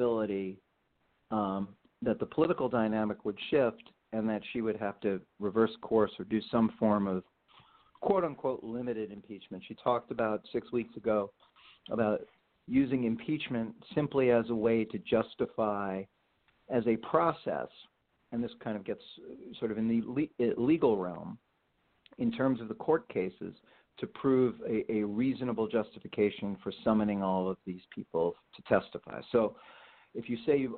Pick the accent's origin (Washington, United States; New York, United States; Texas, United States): New York, United States; New York City; also born or lived in Alabama; I come from New York City, and I was down in Alabama for a couple of years, and I went back to New York